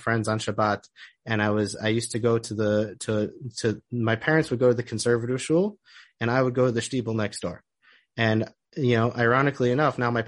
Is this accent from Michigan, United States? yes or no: yes; Oak Park, Michigan, United States; moved away as an adult; now in Israel; I'm originally from Detroit. I grew up in Oak Park